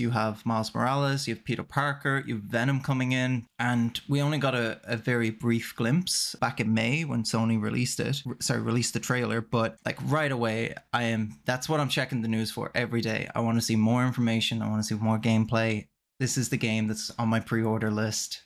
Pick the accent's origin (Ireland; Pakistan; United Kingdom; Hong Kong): Ireland; now in Canada; I'm Irish, but living in Canada